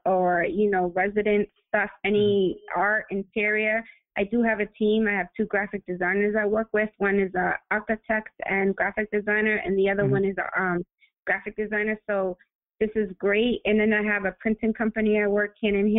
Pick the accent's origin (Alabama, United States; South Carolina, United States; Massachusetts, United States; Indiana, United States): Massachusetts, United States; Lynn; I grew up in Lynn, where it's so multicultural as well.